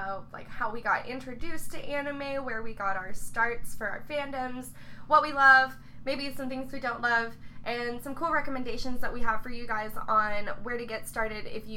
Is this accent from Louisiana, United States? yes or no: yes; Metairie, Louisiana, United States; I was born in Metairie